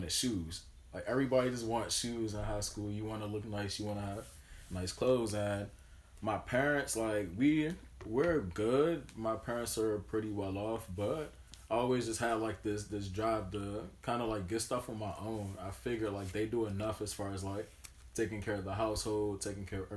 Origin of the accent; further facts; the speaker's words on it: Maryland, United States; I was born and raised in Maryland, not too far from here, actually